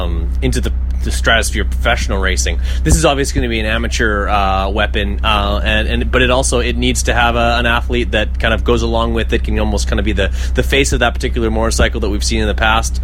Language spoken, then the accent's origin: English; Canada; because I am Canadian.